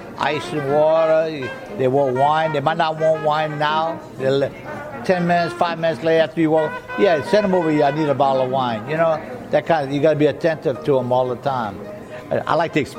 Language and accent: English; the Bayou, South Louisiana, United States; first language French; English is a second language; I'm from the Bayou. I've been here at Galatoire since 1967.